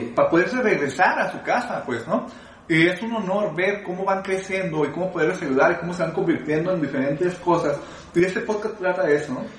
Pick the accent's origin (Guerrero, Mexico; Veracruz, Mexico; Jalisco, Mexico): Jalisco, Mexico; Guadalajara; yo soy de Guadalajara y por cuestiones del destino me tocó nacer en la, en la colonia más pobre de Guadalajara